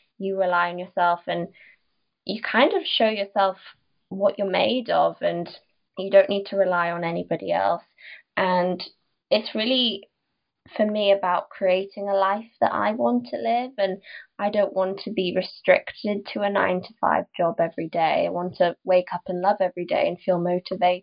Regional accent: Newcastle upon Tyne, North East England, United Kingdom; also born or lived in London; I went down to London because I'm from Newcastle

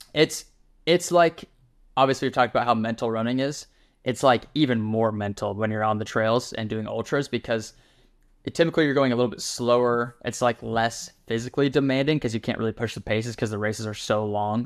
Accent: Wyoming, United States; now in Texas, United States; I'm from Wyoming originally

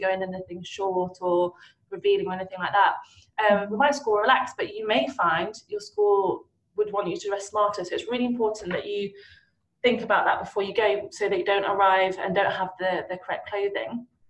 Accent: Nottinghamshire, East Midlands, United Kingdom; I I grew up mainly in Nottinghamshire

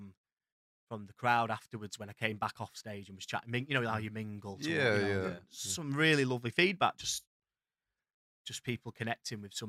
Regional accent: Blackpool, North West England, United Kingdom; accent: Blackpool; I am from Blackpool.

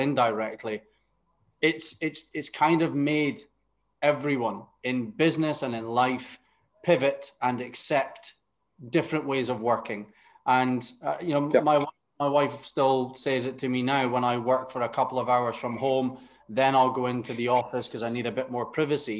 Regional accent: Aberdeen, Scotland, United Kingdom; moved away as an adult; now in Qatar; my hometown of Aberdeen

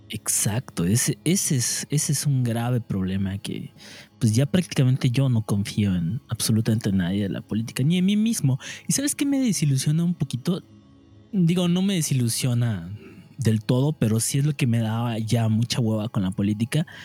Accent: Mexico; qué verga hice como ciudadano mexicano y ya valió verga

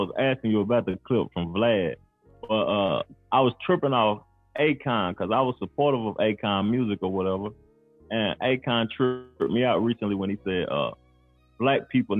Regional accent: Knoxville, Tennessee, United States; now in Charlotte, United States; I'm from Knoxville

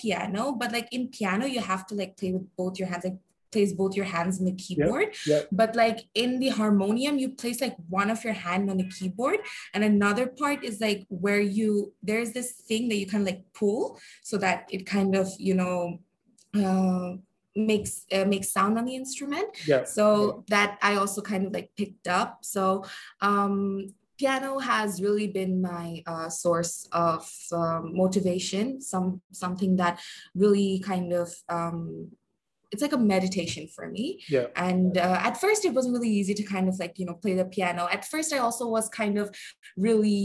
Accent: Bangladesh; I am from Bangladesh

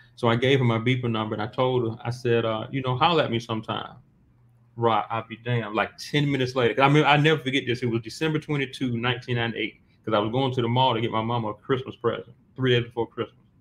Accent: Montgomery, Alabama, United States; I'm from Montgomery right there because I'm from like right there where state is.

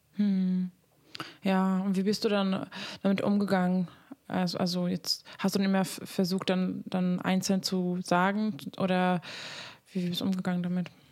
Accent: Hungary; moved away; ich komme aus Ungarn ursprünglich

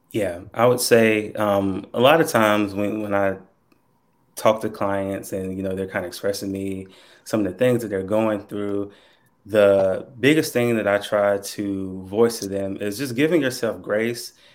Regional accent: Burlington, North Carolina, United States; also born or lived in Goldsboro; I am originally from North Carolina still here, born and raised, been here my whole life. Um, born in a little town called Burlington.

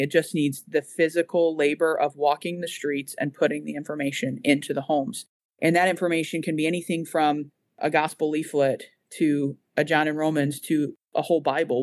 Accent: United States; moved away as an adult; now in Boston, United Kingdom; I am one

